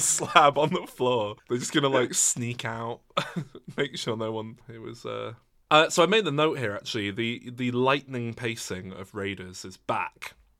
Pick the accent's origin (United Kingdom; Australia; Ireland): United Kingdom; England; I'm English.